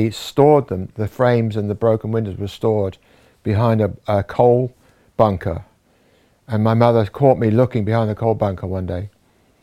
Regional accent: Wallington, London, United Kingdom; I was born in Wallington, in Surrey, in 1944

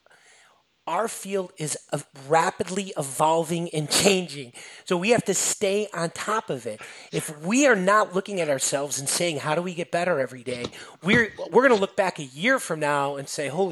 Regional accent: Chicago, Illinois, United States; I'm from Chicago area

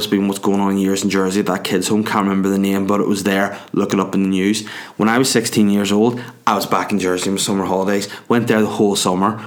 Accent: Northern Ireland, United Kingdom; I'm Northern Irish

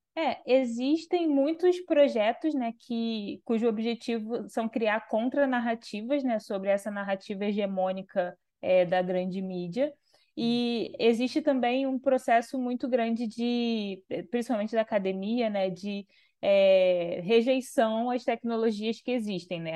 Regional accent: Rio de Janeiro, Brazil; Vila Kennedy, né, que é o lugar Sim. onde eu cresci. Eu não, não, moro mais lá, mas eu cresci lá

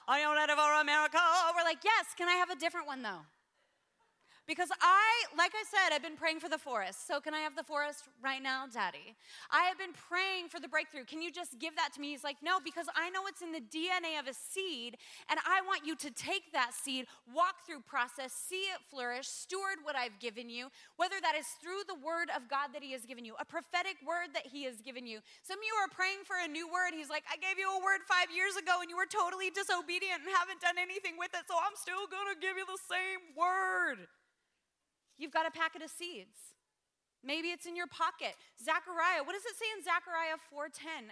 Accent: Spokane, Washington, United States; moved away as an adult; also born or lived in Sydney, Australia; I grew up in Spokane, Washington. Gave my life to Jesus at 19, moved to Sydney, Australia

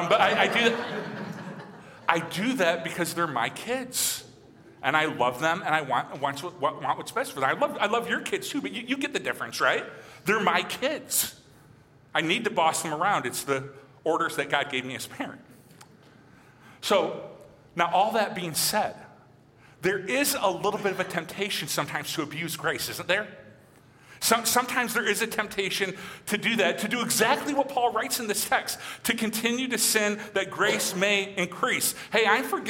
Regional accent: Michigan, United States; moved away; growing up in Michigan

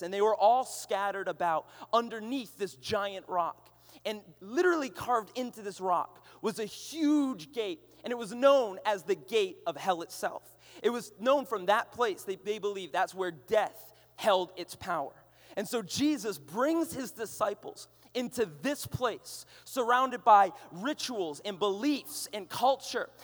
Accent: Boston, Massachusetts, United States; I'm from Boston.

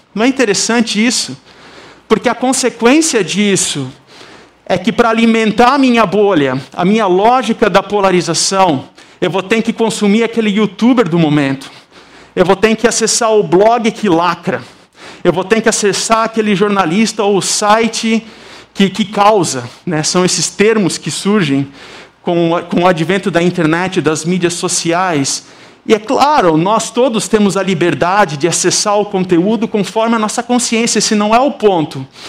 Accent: South Region, Brazil; accent: southern (sotaque do sul); moved away as an adult; now in Campinas, Brazil; o sotaque aqui é do sul

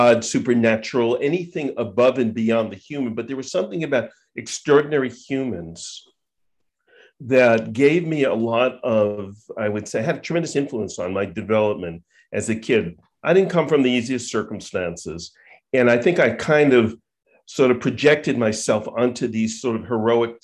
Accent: Long Island, New York, United States; growing up on Long Island

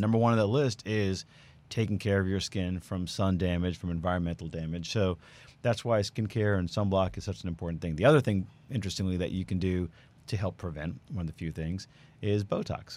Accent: New York, United States; moved away as an adult; now in Houston, United States; I'm from New York, born and raised. We moved here about 11 years ago now

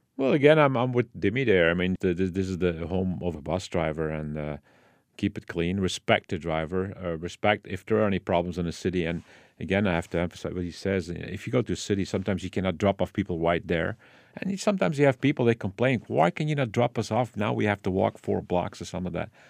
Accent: Belgium; Dad Italian, full sight. My mom, full Belgian. Born and raised in Belgium.

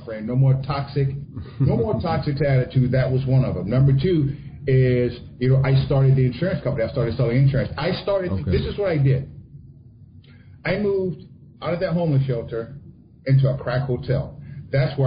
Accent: South Louisiana, United States; I didn't grow up in Mississippi. My family did. I grew up in Louisiana

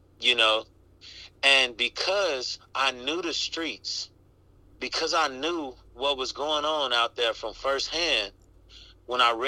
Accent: Chicago, Illinois, United States; born or raised there; now in Los Angeles, United States

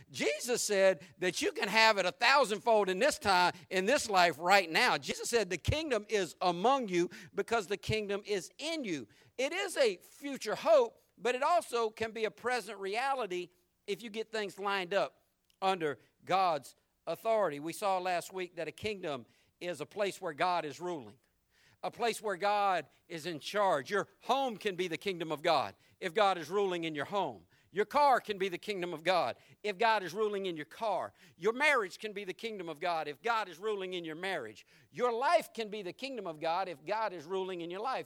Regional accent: Jacksonville, Florida, United States; when I was growing up in Jacksonville

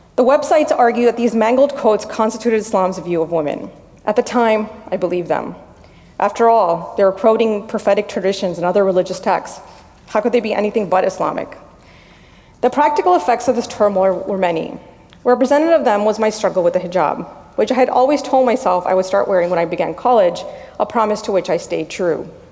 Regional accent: Miami, Florida, United States; moved away; also born or lived in Washington, D.C. area (DMV); I was born and raised in Miami.

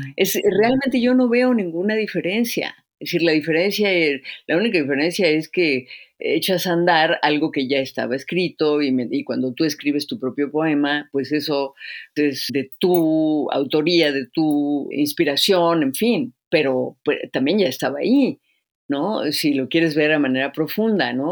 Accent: Izamal, Yucatán, Mexico; pueblo donde yo nací en Yucatán, en Izamal

